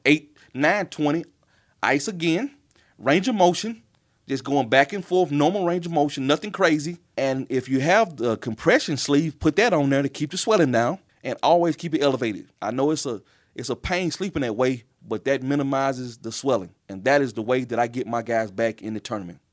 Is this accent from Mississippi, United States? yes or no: yes; Tylertown, Mississippi, United States; moved away as an adult; also born or lived in McComb, Mississippi / Memphis, Tennessee; now in Lexington, United States; my hometown, which is, uh, Tylertown, Mississippi